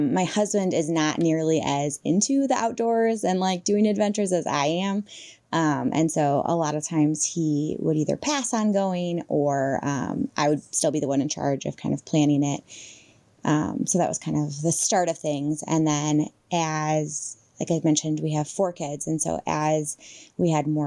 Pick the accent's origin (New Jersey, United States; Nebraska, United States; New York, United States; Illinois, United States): Illinois, United States; I grew up in Illinois